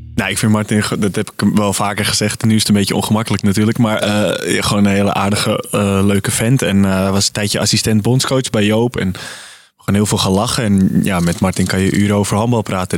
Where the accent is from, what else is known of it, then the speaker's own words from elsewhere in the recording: Amsterdam, North Holland, Netherlands; als Amsterdammer